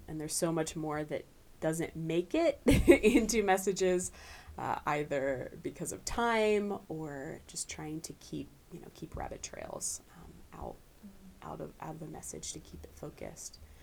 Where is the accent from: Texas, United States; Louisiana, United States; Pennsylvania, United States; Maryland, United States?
Pennsylvania, United States; Camp Hill; moved away as an adult; also born or lived in Lancaster, Pennsylvania / Kentucky; Grew up in Camp Hill.